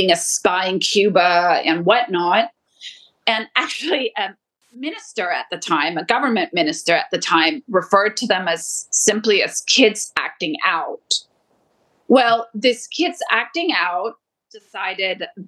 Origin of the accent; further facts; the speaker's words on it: Toronto, Ontario, Canada; also born or lived in Colombia; I grew up in Canada